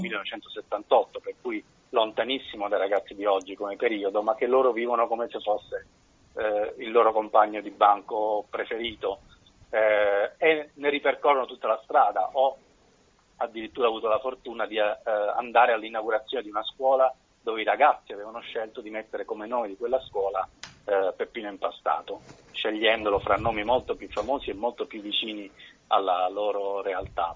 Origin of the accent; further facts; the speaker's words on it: Bari, Apulia, Italy; also born or lived in Lecce; nella città dove sono cresciuto, che è Bari, io sono nato a Lecce